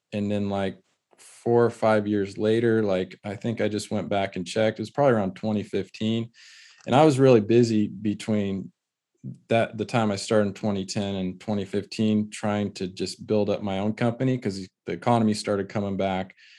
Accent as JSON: {"language": "English", "region": "California", "country": "United States", "tie": "born or raised there", "said": "in our area, growing up in California, there's always been a lot of pride around, uh, the tile trade"}